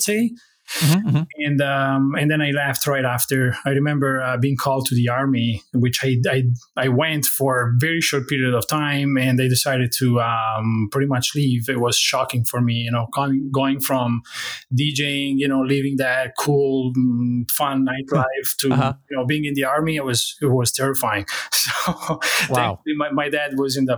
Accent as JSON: {"language": "English", "town": "Bari", "region": "Apulia", "country": "Italy", "tie": "born or raised there", "moved": "as an adult", "said": "I was born in Italy and raised there until when I was 23"}